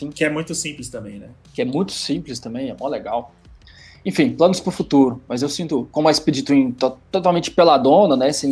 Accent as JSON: {"language": "Portuguese", "town": "Belo Horizonte", "region": "Minas Gerais", "country": "Brazil", "tie": "born or raised there", "said": "ter ido até Belo Horizonte, que é a minha cidade natal, com essa moto"}